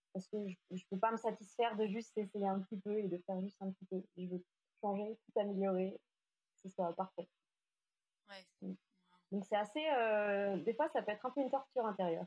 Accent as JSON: {"language": "French", "town": "Lyon", "region": "Auvergne-Rhône-Alpes", "country": "France", "also_born_or_lived": "Asia", "moved": "as an adult", "said": "je suis lyonnaise, même si j'ai vécu quelques années en Asie"}